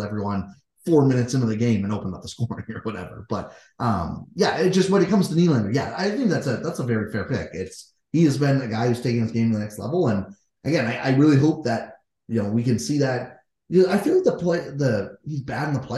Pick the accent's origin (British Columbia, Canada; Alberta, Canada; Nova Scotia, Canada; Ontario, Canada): Ontario, Canada; Kitchener-Waterloo area; we're from the Kitchener-Waterloo area